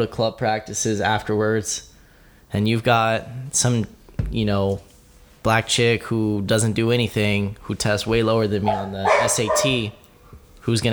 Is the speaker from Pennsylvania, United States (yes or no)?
no; San Bernardino, California, United States; I grew up in California. I grew up in San Bernardino.